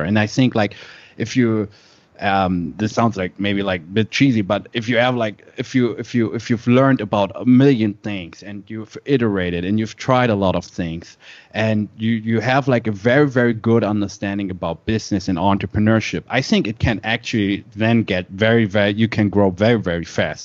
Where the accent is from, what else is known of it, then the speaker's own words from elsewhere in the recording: Germany; born and raised in Germany